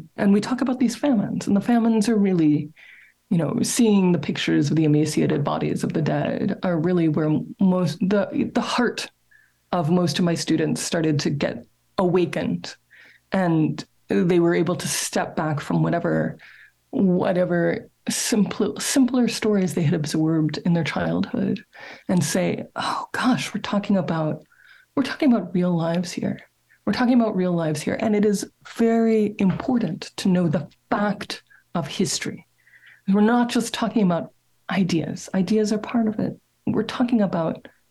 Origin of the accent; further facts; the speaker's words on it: Dallas, Texas, United States; my hometown, Dallas, Texas, which is where I'm talking to you from